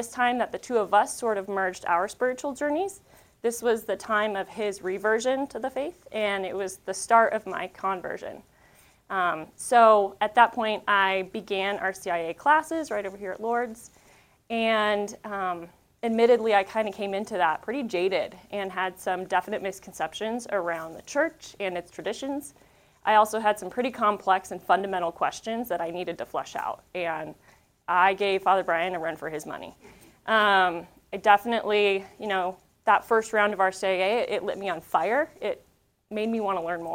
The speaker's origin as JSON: {"language": "English", "region": "Northeast Colorado", "country": "United States", "tie": "born or raised there", "said": "I grew up in Northeast Colorado"}